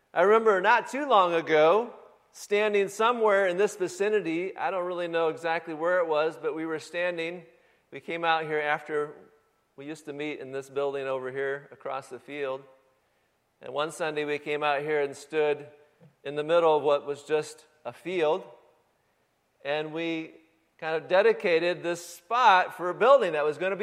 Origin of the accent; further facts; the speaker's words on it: Michigan, United States; moved away; The home that I grew up in back in Michigan